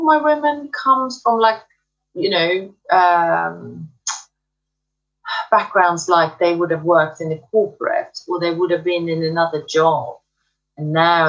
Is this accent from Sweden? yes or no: yes; Sweden; now in United Kingdom; I am actually originally from Sweden. I live in the UK.